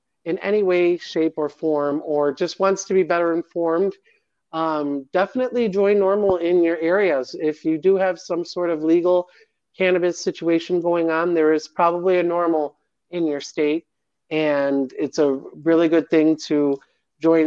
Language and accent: English; Midwest, United States; now in Nevada, United States; I'm from the Midwest.